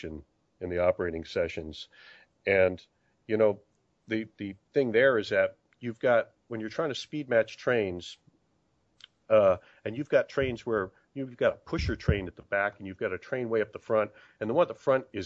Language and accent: English; San Diego, California, United States; moved away as an adult; also born or lived in St. Louis; I grew up in San Diego